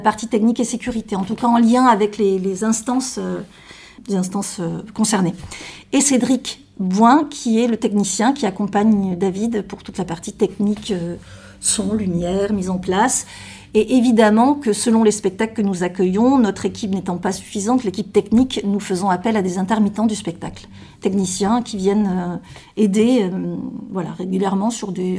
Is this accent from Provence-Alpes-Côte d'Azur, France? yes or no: no; Marmande, Nouvelle-Aquitaine, France; moved away as an adult; also born or lived in Bordeaux; je suis née à Marmande, donc je suis une marmandaise, J'ai fait mes études à Marmande jusqu'au bac